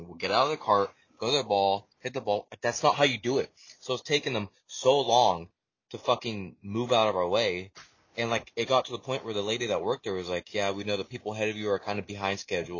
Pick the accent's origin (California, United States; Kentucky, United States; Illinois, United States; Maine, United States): California, United States; Bay Area; We are from the Bay Area